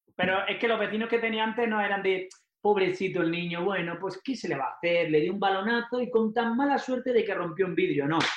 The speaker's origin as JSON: {"language": "Spanish", "town": "Almería", "region": "Andalusia", "country": "Spain", "tie": "born or raised there", "also_born_or_lived": "Mexico", "moved": "as an adult", "said": "Nosotros en Almería, yo como nací en Almería"}